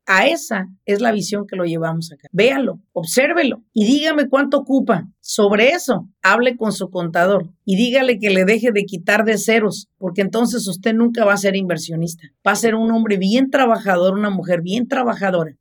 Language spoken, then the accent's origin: Spanish; Apatzingán, Michoacán, Mexico; en nuestro pueblo, de donde yo soy, en Apachingán, Michoacán